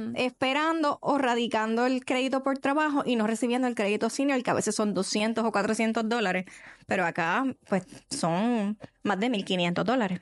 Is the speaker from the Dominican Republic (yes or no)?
no; Puerto Rico; como cultura boricua, puertorriqueña